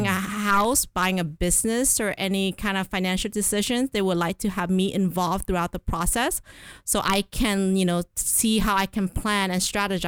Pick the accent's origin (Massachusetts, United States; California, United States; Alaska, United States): California, United States; I am a CPA. I was raised in Southern California. I live all my life in San Gabriel Valley, and now because of work, I live in Orange County.